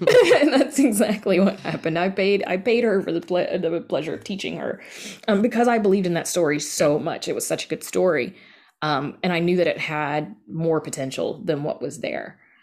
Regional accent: the South, United States; I grew up in the South and I grew up with hoodoo

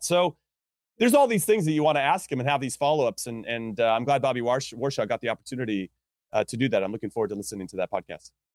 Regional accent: Southern California, United States; I grew up in Southern California

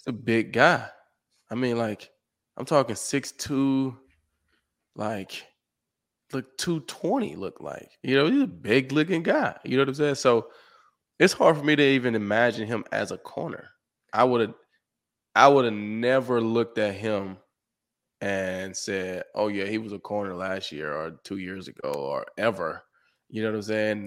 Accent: Summit, Mississippi, United States; moved away as an adult; also born or lived in Houston / Detroit; Growing up in Summit, Mississippi

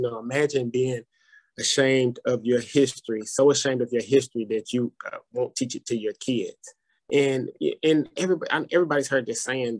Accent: Madison, Tennessee, United States; I grew up in Madison

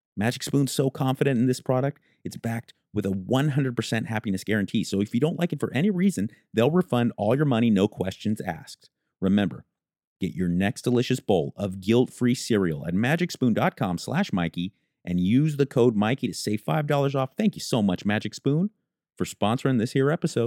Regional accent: Southern California, United States; I grew up, literally, I grew up in Southern California

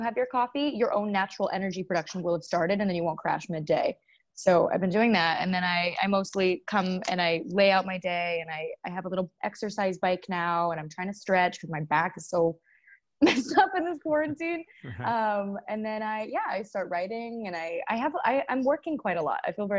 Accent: Seattle, Washington, United States; I take weird pride in the fact that I'm from Seattle, and I don't know why.

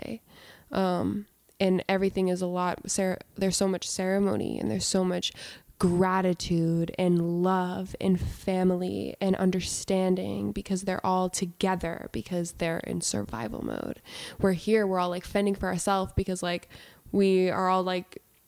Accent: Salem, Massachusetts, United States; moved away; also born or lived in California; I'm from Salem, Massachusetts

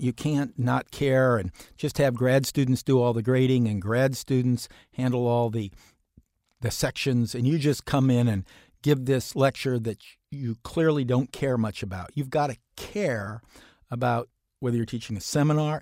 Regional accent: Central Ohio, United States; I grew up in Central Ohio.

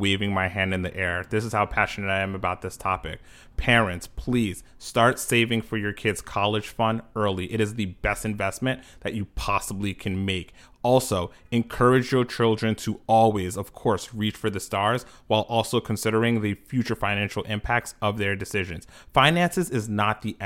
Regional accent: New York, United States; based in New York, my hometown

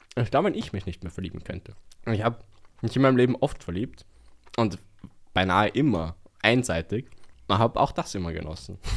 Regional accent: Vienna, Austria; ich bin im Westen Wiens eigentlich aufgewachsen.

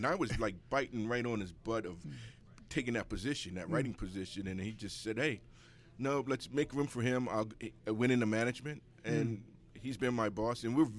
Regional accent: Baltimore, Maryland, United States; also born or lived in Essex, Maryland / Owings Mills, Maryland; I'm from East Baltimore.

